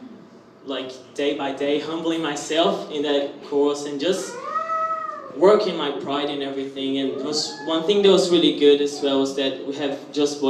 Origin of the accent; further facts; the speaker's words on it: Brazil; moved away as an adult; now in Australia; I'm from Brazil and I'm this year here in Australia.